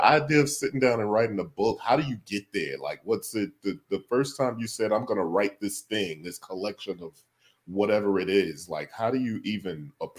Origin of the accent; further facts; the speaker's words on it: Chicago, Illinois, United States; I'm from Chicago. I feel like I say that a lot, but it's okay. That's hometown.